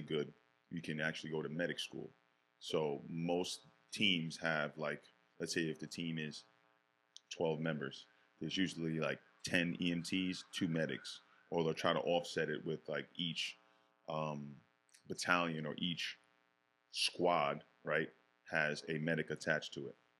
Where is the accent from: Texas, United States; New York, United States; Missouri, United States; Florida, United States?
New York, United States; Yonkers; born or raised there; also born or lived in Bronx, New York